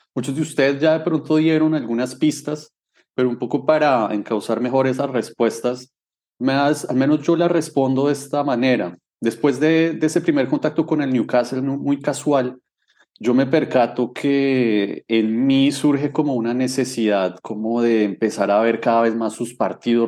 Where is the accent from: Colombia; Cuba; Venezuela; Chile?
Colombia; Bogotá; yo tengo 36 años y nací en Bogotá